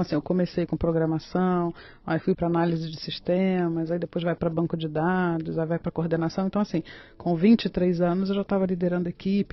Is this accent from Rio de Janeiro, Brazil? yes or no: yes; Nova Friburgo, Rio de Janeiro, Brazil; moved away as an adult; also born or lived in Niterói; now in Cotia, Brazil; Na cidade de Nova Friburgo, que fica na região serrana do estado do Rio